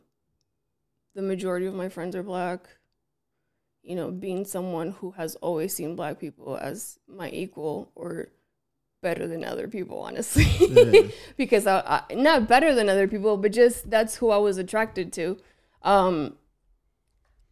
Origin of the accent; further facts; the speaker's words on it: the Valley, California, United States; I grew up in the Valley where there was everything